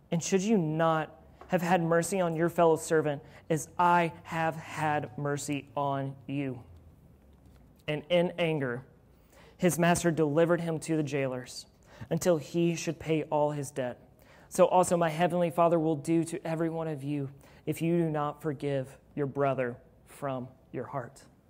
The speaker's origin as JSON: {"language": "English", "town": "Louisville", "region": "Kentucky", "country": "United States", "said": "I'm from Louisville"}